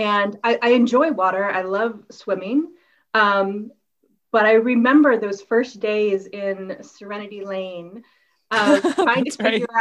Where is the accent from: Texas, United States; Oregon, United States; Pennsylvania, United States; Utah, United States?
Oregon, United States; Southern; I grew up here in Southern Oregon, somewhere between mile marker 11 and 14. a stone's throw away from Emigrant Lake. So I grew up around water